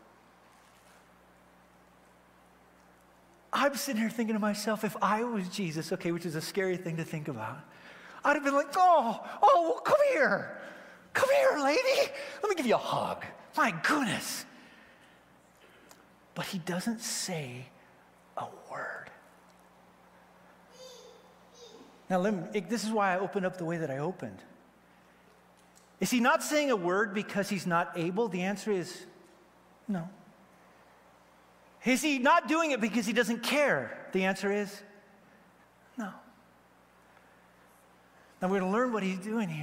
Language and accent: English; Wyoming, United States; I grew up in Wyoming, I have Second Amendment rights